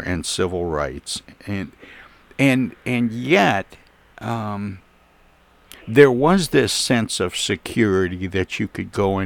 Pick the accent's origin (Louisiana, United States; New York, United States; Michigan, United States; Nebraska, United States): Michigan, United States; Flint; I was born and raised in Flint.